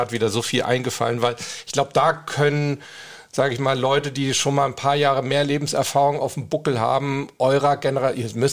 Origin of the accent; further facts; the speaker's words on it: Hamburg, Germany; also ich komme ja aus Hamburg